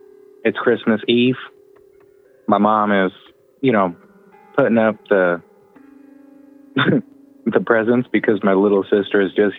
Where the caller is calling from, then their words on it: Indiana, United States; Yep, Indiana.